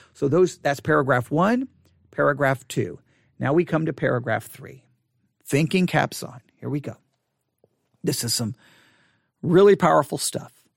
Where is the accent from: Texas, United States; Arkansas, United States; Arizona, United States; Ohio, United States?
Texas, United States; accent: Southern; growing up in the South